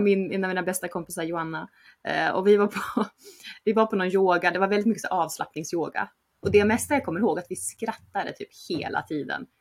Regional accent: Uppsala, Uppsala County, Sweden; moved away as an adult; also born or lived in Barcelona, Spain; jag är från Uppsala, uppvuxen där

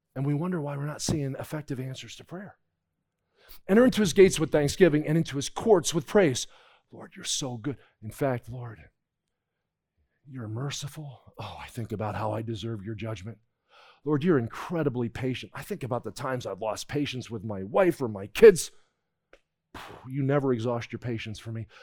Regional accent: New Jersey, United States; I grew up in New Jersey

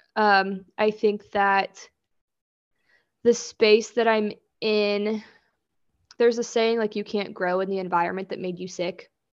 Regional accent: Kansas, United States; also born or lived in Florida / Seattle; I, born and raised in Kansas, have lived here almost my entire life

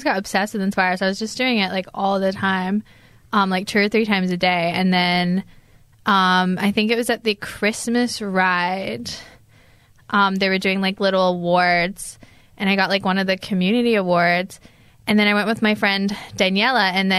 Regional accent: Glasgow, Scotland, United Kingdom; also born or lived in United States / England; I'm from Glasgow, Scotland. So I grew up in Glasgow, Scotland, but I have lived in the US and England and here. So the accent is very muffled, but I identify as Scottish.

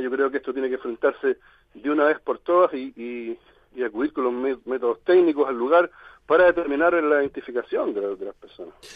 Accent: Chile; yo soy hincha del Colo Colo, como somos con la mayoría de los chilenos acá

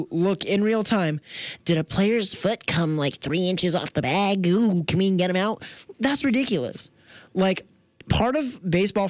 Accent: Philadelphia, East Coast, United States; I'm an East Coast guy

